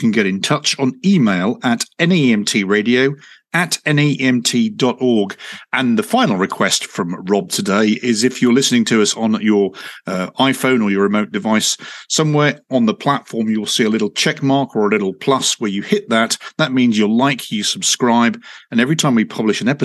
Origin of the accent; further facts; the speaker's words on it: United Kingdom; moved away; If you can tell by my accent, I started my ambulance career in the UK